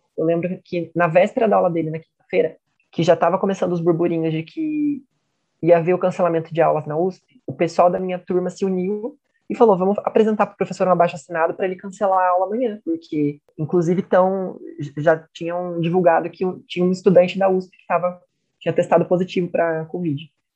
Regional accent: Itapira, São Paulo, Brazil; natural de Itapira, São Paulo

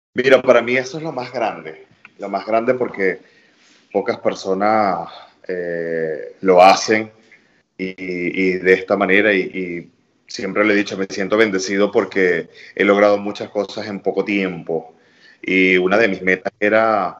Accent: Venezuela; now in New York, United States; como venezolano

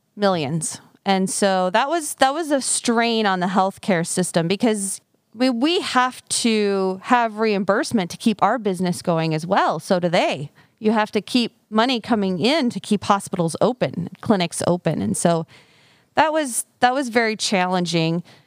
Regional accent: Fairfield, Iowa, United States; also born or lived in Des Moines, Iowa; now in Mount Pleasant, United States; I am born and raised in Fairfield, but I actually grew up on a farm.

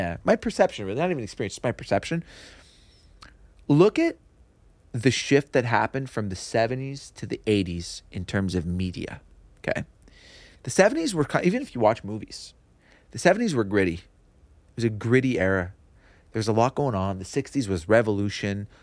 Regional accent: Kirkland, Quebec, Canada; also born or lived in Montreal / Dollard-des-Ormeaux; I grew up in Kirkland.

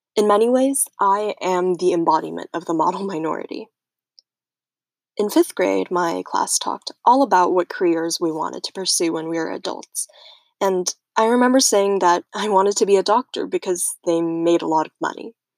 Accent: United States; also born or lived in Taiwan; came to America when I was one

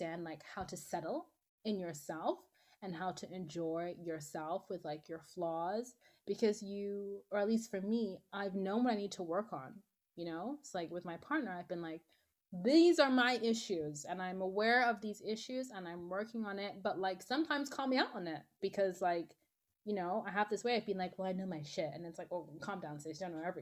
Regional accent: Nigeria; I'm Nigerian

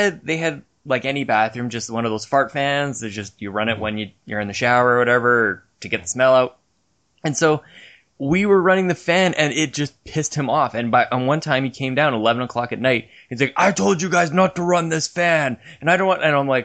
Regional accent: Canada; I'm Canadian

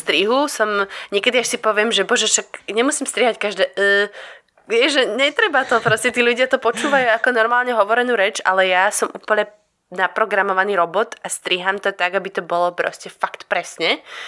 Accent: Slovakia; moved away as an adult; also born or lived in Port Douglas, Queensland, Australia; odkedy som odišla zo Slovenska

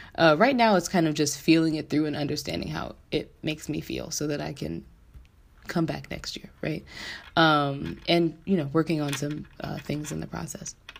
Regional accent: San Diego, California, United States; moved away as an adult; now in Washington, D.C., United States; I'm originally from San Diego, California. Um, and I moved to the DC metro area back in 2012 to go to Howard University

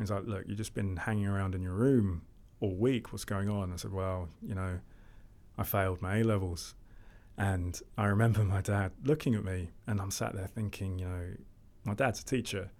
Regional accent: London, United Kingdom; I grew up in Lewisham, Southeast London

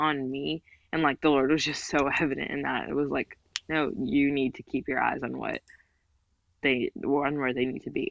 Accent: United States; I was raised entirely here

